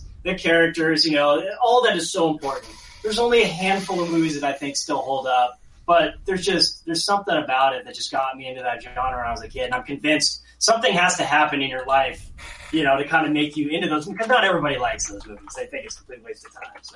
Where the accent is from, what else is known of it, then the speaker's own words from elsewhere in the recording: the Northwest, Pacific Northwest, United States; growing up in the Northwest